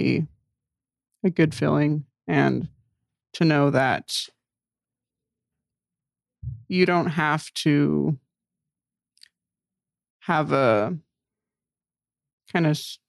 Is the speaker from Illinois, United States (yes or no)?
yes; Illinois, United States; also born or lived in a small town (unnamed); I grew up in a small town as well, but then I moved to Illinois, which has a different culture